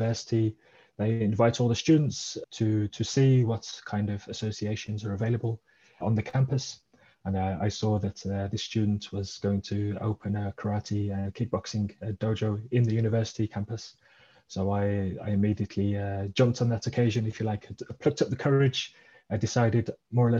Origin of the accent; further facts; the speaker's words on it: Birmingham, West Midlands, United Kingdom; moved away as an adult; now in Radelfingen, Switzerland; So originally I'm from the UK. I grew up in the Birmingham area in England, and I've been living in Switzerland for 22 years.